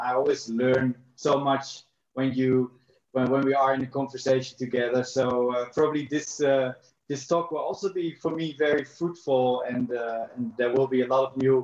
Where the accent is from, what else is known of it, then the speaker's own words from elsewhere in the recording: Netherlands; moved away as an adult; also born or lived in South Africa; I'm from the Netherlands. I've lived in South Africa for 10 years.